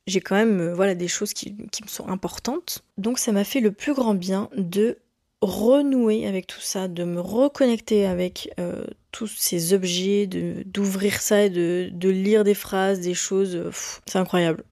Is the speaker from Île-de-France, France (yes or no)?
no; Quimperlé, Brittany, France; moved away as an adult; also born or lived in Lorient; now in Canada; moi je viens de Quimperlé slash Lorient